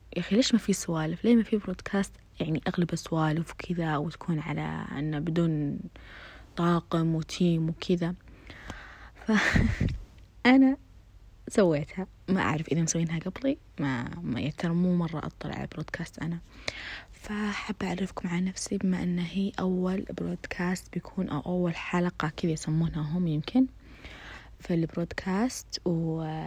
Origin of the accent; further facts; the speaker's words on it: Khobar, Eastern Province, Saudi Arabia; ساكنة في الخبر، آه، من مواليد الخبر، من تربات الخبر